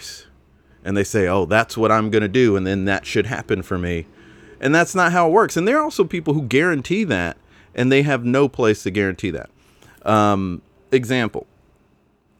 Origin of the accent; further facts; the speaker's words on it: Spartanburg, South Carolina, United States; growing up in Spartanburg, South Carolina, there weren't a lot of opportunities to learn about the work